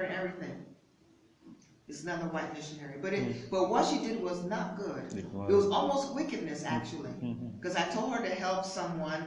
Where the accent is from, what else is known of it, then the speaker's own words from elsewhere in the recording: United States; moved away; I'm an American